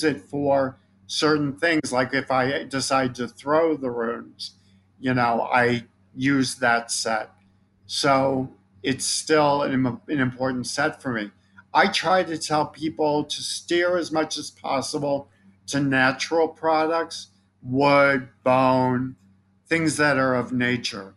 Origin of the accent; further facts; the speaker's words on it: Chicago, Illinois, United States; I'm from Chicago